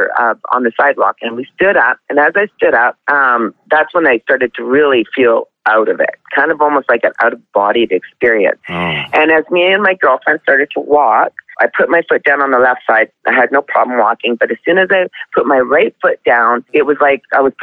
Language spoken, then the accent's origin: English; Canada; also born or lived in Lethbridge, Alberta; I'm Canadian. I live in Lethbridge, Alberta.